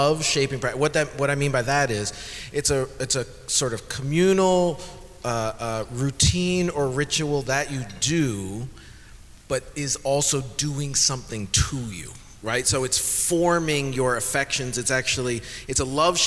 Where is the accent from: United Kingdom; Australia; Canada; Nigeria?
Canada; now in United States; I'm Canadian, if that helps. However, my citizenship application is in process